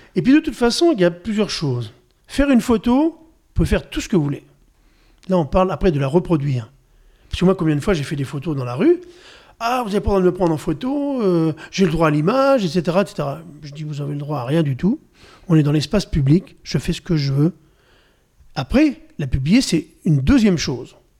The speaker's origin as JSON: {"language": "French", "region": "Normandy", "country": "France", "said": "Je suis normand"}